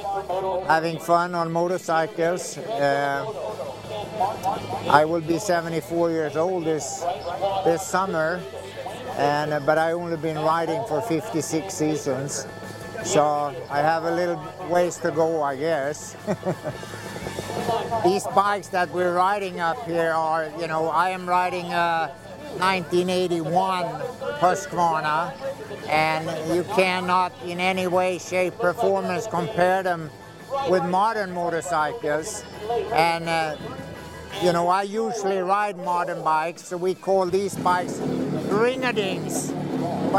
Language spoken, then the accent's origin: English; Sweden; moved away as an adult; now in United States; I'm from Sweden, but I do live in this country. I came here in 1967